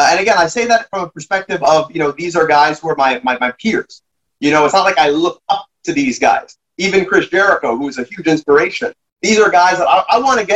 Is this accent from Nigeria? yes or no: no; Canada